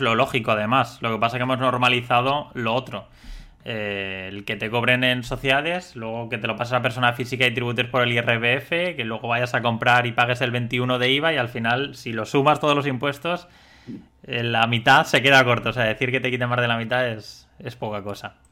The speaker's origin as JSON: {"language": "Spanish", "region": "Valencian Community", "country": "Spain", "said": "los que somos de la Comunidad Valenciana"}